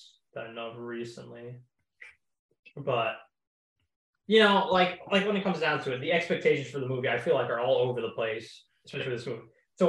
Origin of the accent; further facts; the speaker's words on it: Oklahoma, United States; I'm from Oklahoma.